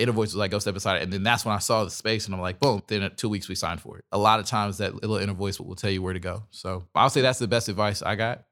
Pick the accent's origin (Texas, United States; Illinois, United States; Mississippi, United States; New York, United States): Texas, United States; Dallas; I'm from Dallas